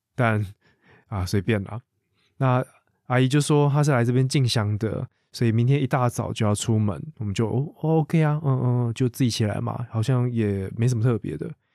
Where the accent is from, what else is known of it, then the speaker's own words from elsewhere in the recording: Taiwan; 台湾人是如何看待两岸的关系，以及我们到底是如何定义自己是什么样的人